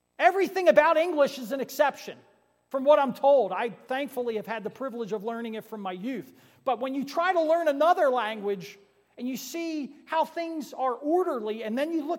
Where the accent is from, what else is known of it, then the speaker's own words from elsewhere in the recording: Philadelphia, Pennsylvania, United States; I'm from Philadelphia, right? City of brotherly love